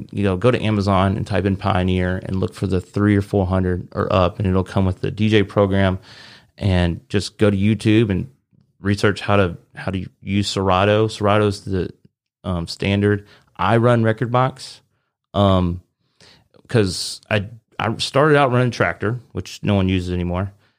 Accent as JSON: {"language": "English", "region": "Arkansas", "country": "United States", "said": "I was from Arkansas, small town Arkansas."}